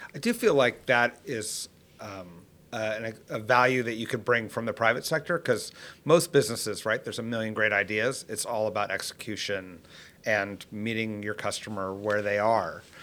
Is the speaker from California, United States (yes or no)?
yes; California, United States; I'm a Californian